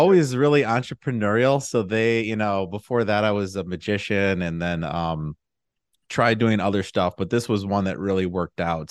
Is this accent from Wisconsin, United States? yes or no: yes; Milwaukee, Wisconsin, United States; also born or lived in Madison, Wisconsin; I'm from the Milwaukee area, and I went to college at U W Madison